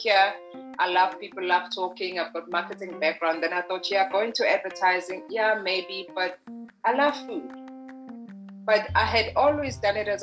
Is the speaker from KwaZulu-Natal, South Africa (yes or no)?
yes; Margate, KwaZulu-Natal, South Africa; we were growing up in Margate, which is in the South Coast